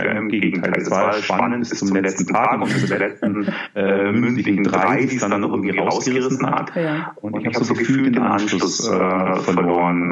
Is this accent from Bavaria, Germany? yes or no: yes; Augsburg, Bavaria, Germany; moved away as an adult; also born or lived in Würzburg; ich bin äh, äh, geboren in Augsburg und war dann auch so immer in diesem Augsburger Umland